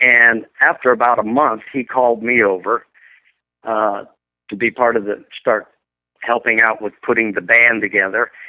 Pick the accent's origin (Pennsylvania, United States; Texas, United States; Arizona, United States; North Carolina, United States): Arizona, United States; Glendale; moved away as an adult; also born or lived in Hawaii; went back to my hometown of Glendale, Arizona